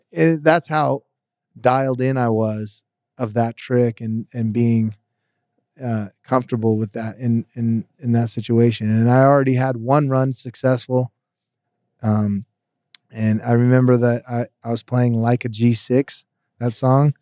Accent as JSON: {"language": "English", "town": "Las Vegas", "region": "Nevada", "country": "United States", "tie": "born or raised there", "said": "And I'm from Vegas. I'm born here."}